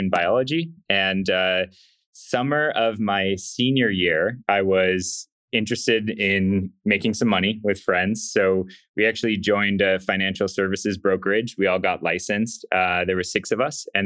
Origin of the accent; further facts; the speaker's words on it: Upland, California, United States; I grew up in a town in Southern California called Upland